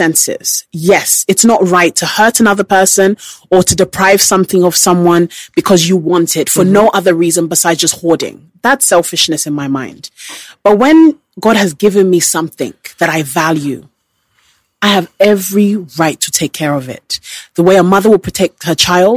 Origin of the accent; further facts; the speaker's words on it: United Kingdom; As a British person